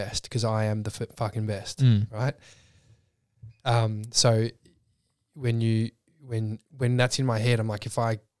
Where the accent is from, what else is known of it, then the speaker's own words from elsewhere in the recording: Clyde, Victoria, Australia; because I grew up in Clyde, just past Cranbourne. Dad's in horticulture. It's all market gardens.